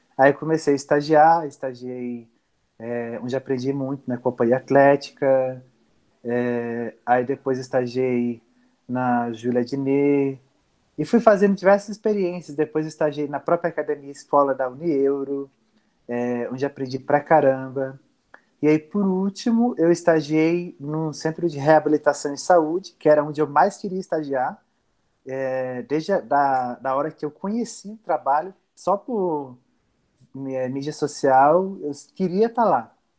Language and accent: Portuguese; Afogados da Ingazeira, Pernambuco, Brazil; moved away; eu morava em num povoado próximo a Afogados da Engazeira. Eu nasci em Afogados